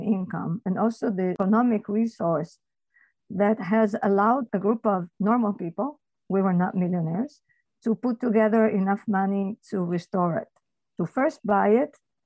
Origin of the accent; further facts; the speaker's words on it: Turin, Piedmont, Italy; moved away as an adult; now in Torri Superiore, Italy; It was in Torino, which is my hometown